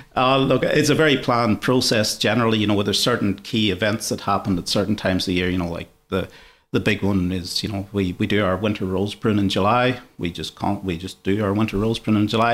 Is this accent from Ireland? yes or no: yes; Ireland; moved away as an adult; now in Sydney, Australia; I'm not originally from Australia, so when I was, uh, back in Ireland, I was pretty much in the construction industry